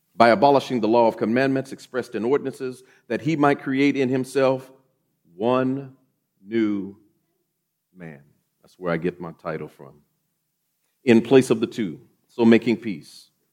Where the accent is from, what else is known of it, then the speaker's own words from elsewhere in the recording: Oklahoma City, Oklahoma, United States; also born or lived in Grand Forks, North Dakota / Mountain Home, Idaho; I grew up here in Oklahoma City, uh, graduated from Douglas High School